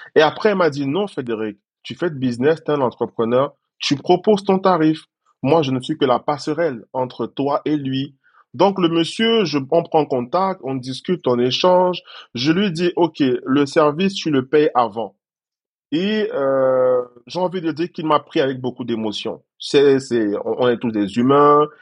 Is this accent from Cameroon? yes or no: yes; Cameroon; moved away as an adult; now in Côte d'Ivoire; J'ai dû quitter mon pays d'origine parce que je suis camerounais à la base